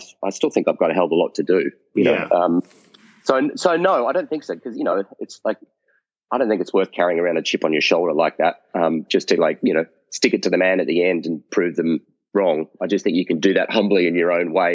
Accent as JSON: {"language": "English", "country": "Australia", "tie": "born or raised there", "said": "growing up in Australia"}